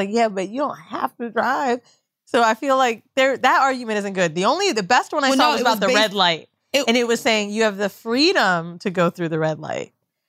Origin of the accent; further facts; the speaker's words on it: Florida, United States; I'm from Florida. It's the worst place you could be from.